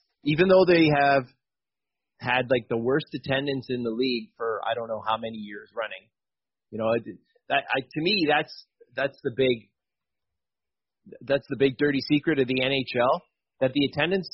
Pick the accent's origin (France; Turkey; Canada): Canada; I'm from Canada